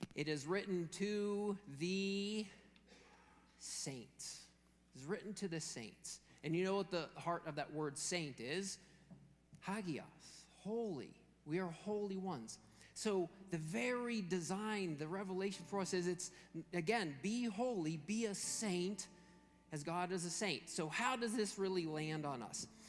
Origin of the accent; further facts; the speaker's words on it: Western Pennsylvania, United States; growing up in Western Pennsylvania